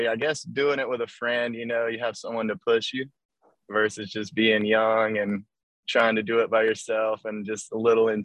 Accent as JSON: {"language": "English", "town": "Eastman", "region": "Georgia", "country": "United States", "tie": "born or raised there", "moved": "as an adult", "lives_now": "Valdosta, United States", "said": "I'm from a really small town in central Georgia. It's called Eastman, Georgia"}